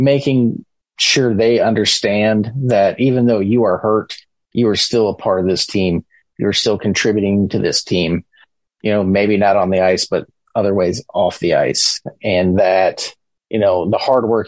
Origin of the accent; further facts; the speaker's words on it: Tampa, Florida, United States; moved away as an adult; also born or lived in Syracuse, New York; now in Huntsville, United States; growing up in Tampa, we had the Tampa Bay Lightning